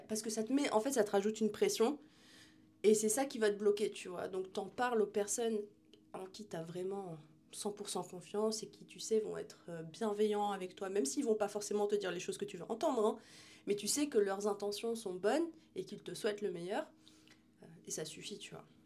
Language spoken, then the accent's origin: French; France; j'ai grandi en France